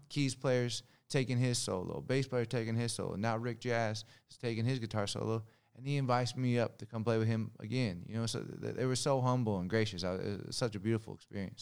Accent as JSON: {"language": "English", "town": "Long Beach", "region": "California", "country": "United States", "said": "Long Beach, California."}